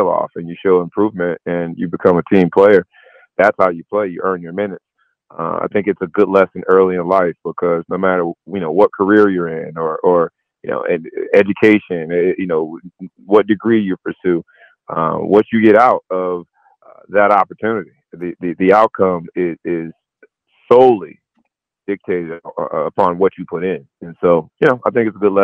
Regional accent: Fort Lauderdale, Florida, United States; I'm from Fort Lauderdale

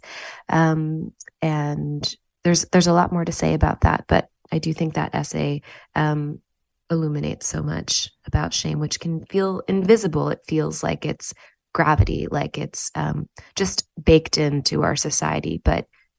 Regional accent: New Haven, Connecticut, United States; And this is so far from the way that I grew up in New Haven, Connecticut.

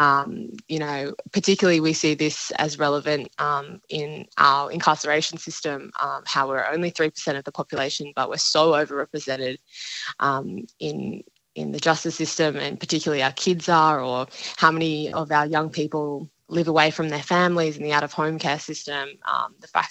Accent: Dharawal country south of Sydney, New South Wales, Australia; I grew up on Darawal country south of Sydney, and we didn't learn that in schools

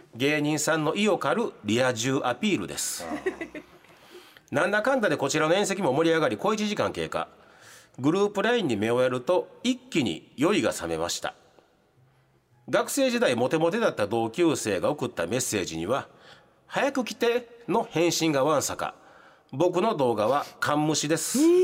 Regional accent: Hirakata, Osaka, Japan; 地元枚方

